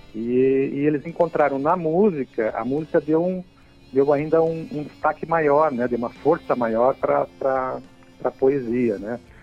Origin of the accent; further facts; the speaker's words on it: Rio Grande do Sul, Brazil; now in Santa Catarina, Brazil; tanto eu como o Marco Oliva nós uh, somos nascidos no Rio Grande do Sul e viemos para Santa Catarina